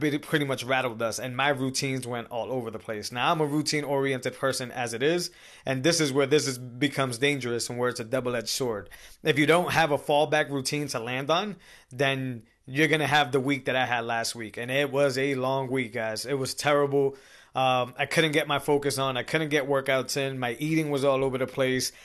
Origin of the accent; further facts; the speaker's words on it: Massachusetts, United States; I'm from Massachusetts